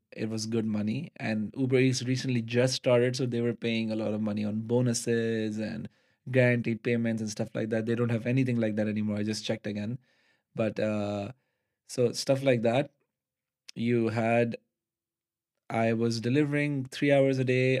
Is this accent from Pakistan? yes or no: yes; Karachi, Sindh, Pakistan; moved away as an adult; now in Netherlands; we're coming from Pakistan